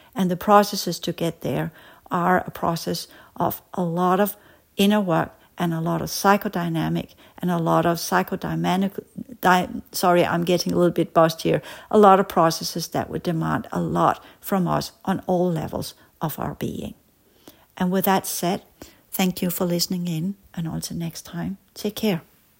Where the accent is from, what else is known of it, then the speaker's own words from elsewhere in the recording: Denmark; as we said in Danish, because I come from Denmark